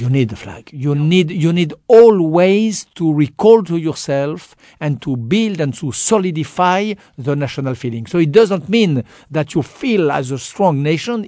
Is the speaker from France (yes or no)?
yes; France; accent: French; English is a second language; I was French